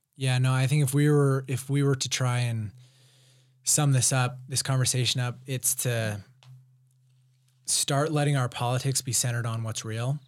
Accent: Provo, Utah, United States; I grew up in Provo

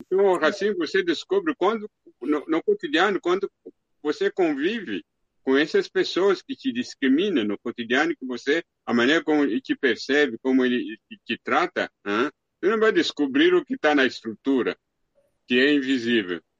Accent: DR Congo; moved away; na minha aldeia, na República Democrática do Congo

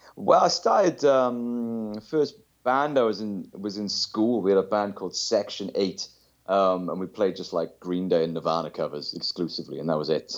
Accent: South Wales, United Kingdom; I'm from South Wales in the U K

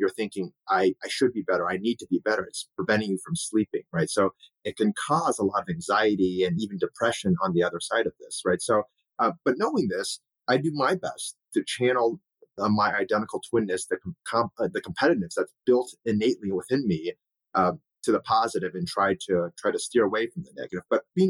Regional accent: Ohio, United States; as a Chinese American, my parents immigrated here. My brother and I were the only two Asian kids in our entire high school.

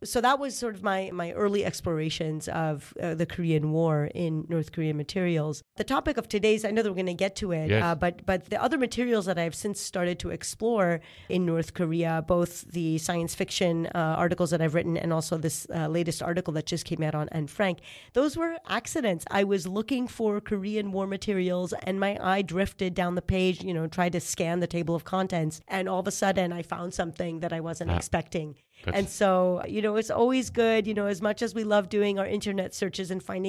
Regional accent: Israel; I was raised in Israel.

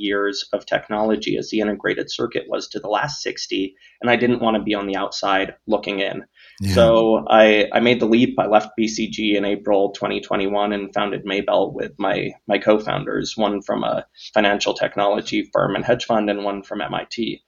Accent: Denver, Colorado, United States; I grew up in Denver, the middle child in a family of 11

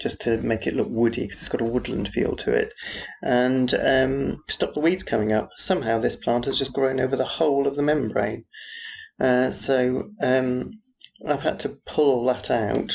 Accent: Yorkshire and the Humber, United Kingdom; moved away; also born or lived in Aberystwyth; Yorkshire, where I come from

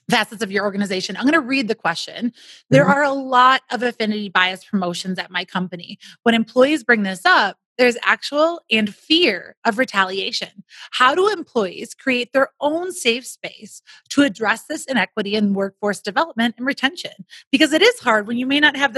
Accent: Wisconsin, United States; now in Denver, United States; I'm from Wisconsin

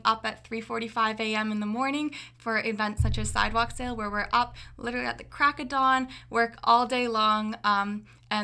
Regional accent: Orillia, Ontario, Canada; moved away as an adult; now in Kingston, Canada; So I'm from Orillia, Ontario. It's a really small town up north.

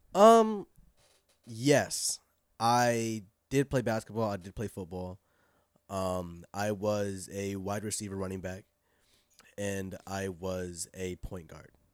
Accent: California, United States; moved away; also born or lived in Inglewood / Pasadena / San Fernando Valley; Inglewood, then, like, Pasadena, uh, the Valley, for a long time

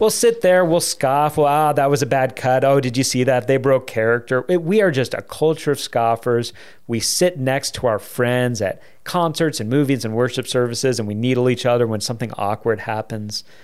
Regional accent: United States; us as American Christians

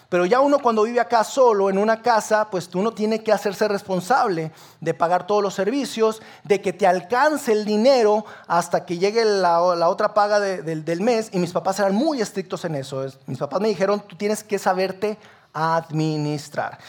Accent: Sabinas, Coahuila, Mexico; now in Saltillo, Mexico; Yo no soy de aquí de Saltillo, yo soy de Sabina Coahuila.

